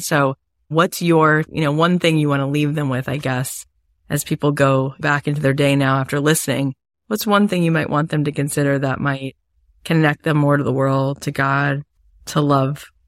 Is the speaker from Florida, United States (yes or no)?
yes; Florida, United States; I grew up in Florida.